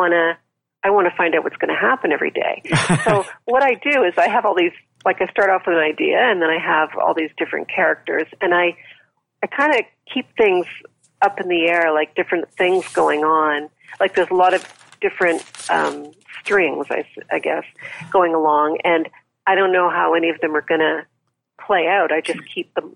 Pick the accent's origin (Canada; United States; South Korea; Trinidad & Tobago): Canada; I'm Canadian